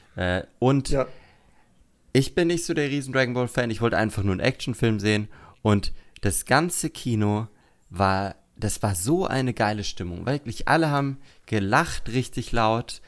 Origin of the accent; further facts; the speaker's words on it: Würzburg, Bavaria, Germany; von Würzburg, wo ich herkomme